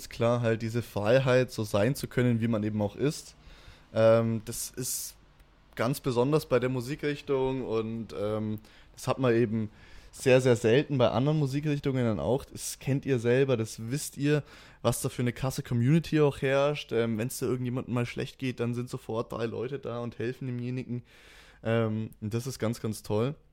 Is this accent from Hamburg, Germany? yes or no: no; Nuremberg, Bavaria, Germany; komme aus Nürnberg